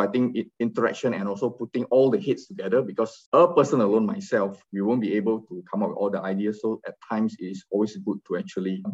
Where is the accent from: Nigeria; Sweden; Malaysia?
Malaysia; Kuala Lumpur; I'm from Kuala Lumpur, Malaysia.